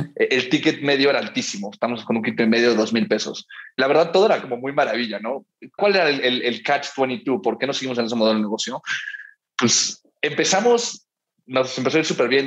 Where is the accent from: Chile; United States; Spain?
United States; Miami, Florida; now in Mexico City, Mexico; yo crecí en Miami